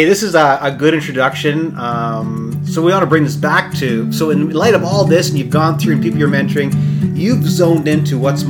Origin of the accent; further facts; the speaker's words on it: Canada; as a Canadian, North American